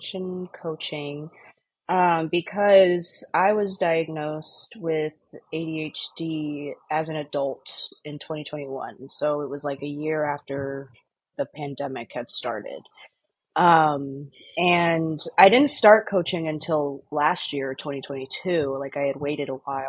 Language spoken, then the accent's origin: English; Texas, United States; now in Chicago, United States; I'm originally from Texas, but I currently live in Chicago